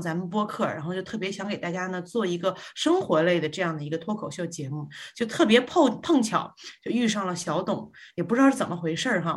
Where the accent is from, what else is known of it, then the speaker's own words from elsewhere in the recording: Guangzhou, Guangdong, China; accent: Northeastern (Dongbei); moved away as an adult; also born or lived in Northeast China; now in New Zealand; 我其实小时候六岁以前呢是在东北生活的，然后呢之后就到了广州，然后到广州这个一直到十八岁